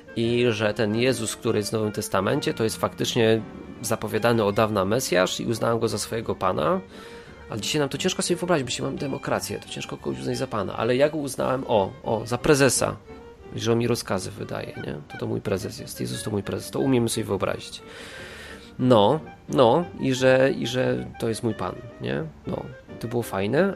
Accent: Katowice, Silesian Voivodeship, Poland; nasza grupka tutaj katowicka, bo jesteśmy wszyscy z Katowic

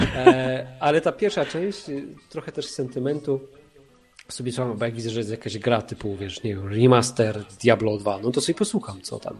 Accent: Silesian Voivodeship, Poland; ja jestem ze Śląska, tu, tu wszystko stary jest na wungiel

